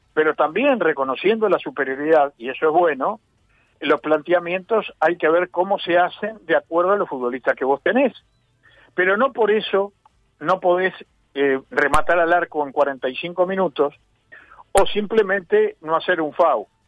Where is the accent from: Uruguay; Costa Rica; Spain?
Uruguay; Lo digo como uruguayo